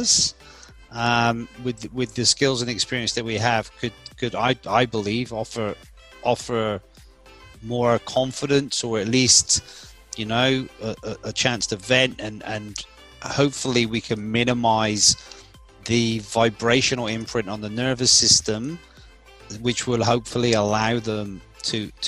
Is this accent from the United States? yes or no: no; England, United Kingdom; now in Australia; my home country of England